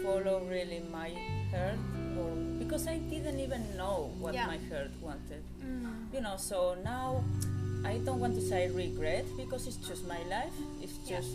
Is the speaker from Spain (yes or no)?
yes; Spain; moved away as an adult; now in Germany; I come from Spain, I'm living in Germany since 8 years now